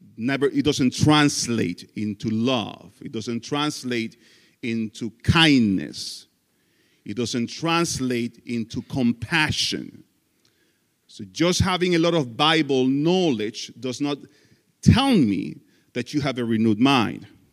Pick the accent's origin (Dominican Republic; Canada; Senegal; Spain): Dominican Republic; English is a second language; moved away as an adult; also born or lived in Florida; I am from the Dominican Republic, that country where you want to go on vacation. I was born and raised there